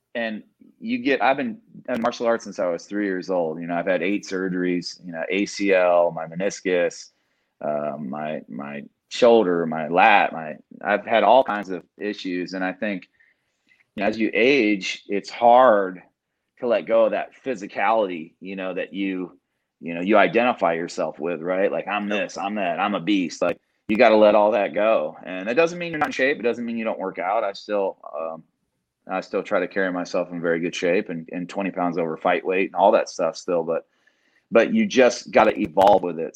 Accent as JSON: {"language": "English", "region": "Indiana", "country": "United States", "tie": "born or raised there", "moved": "yes", "lives_now": "Dallas-Fort Worth, United States", "said": "I grew up in Indiana"}